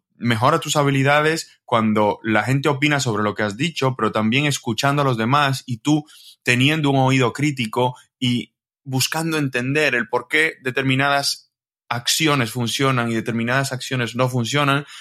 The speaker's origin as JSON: {"language": "Spanish", "country": "Dominican Republic", "moved": "as an adult", "lives_now": "Spain", "said": "yo soy de República Dominicana"}